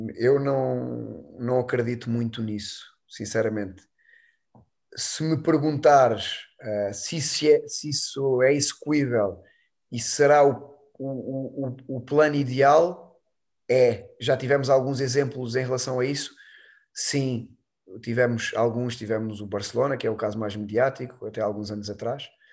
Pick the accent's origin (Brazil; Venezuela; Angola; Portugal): Portugal; Alentejo; E lá no Alentejo, eu sou alentejano